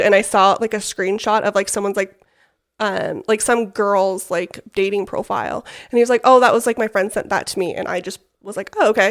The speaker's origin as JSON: {"language": "English", "town": "West Jordan", "region": "Utah", "country": "United States", "tie": "born or raised there", "said": "I am from West Jordan, Utah, so not too far from here. Born and raised, graduated from West Jordan High School"}